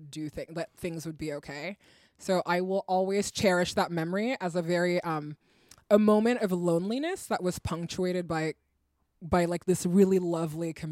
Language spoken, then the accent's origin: English; Guinea; English is a second language; also born or lived in Europe; I'm from a French speaking West African country. I'm from Guinea. I grew up in Europe and Africa.